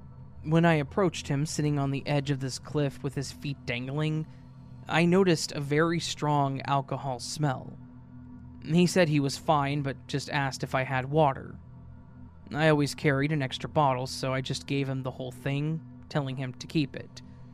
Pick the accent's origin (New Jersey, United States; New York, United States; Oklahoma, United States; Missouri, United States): Oklahoma, United States; also born or lived in Massachusetts; I decided that during the spring break, I would move from Mass back to my home state of Oklahoma to be close to my mother.